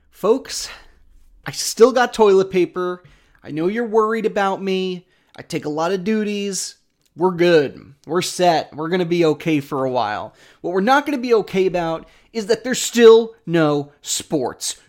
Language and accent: English; New York, United States; I'm from New York